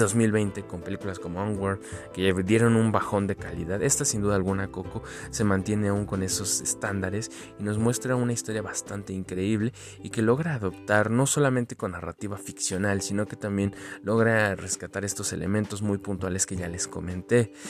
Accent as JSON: {"language": "Spanish", "country": "Mexico", "said": "nosotros como mexicanos"}